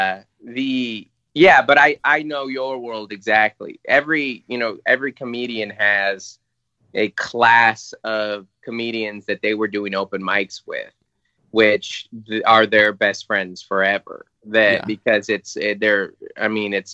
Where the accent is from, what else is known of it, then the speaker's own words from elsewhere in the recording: Federal Way, Washington, United States; moved away as an adult; also born or lived in Seattle; now in San Diego, United States; I grew up in Federal Way, I went to UW, like, I'm like a Seattle guy. We spent our first 27 years there